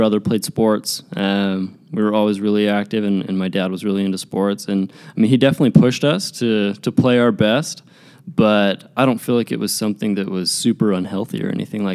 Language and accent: English; Draper, Utah, United States; Grew up in Draper, Utah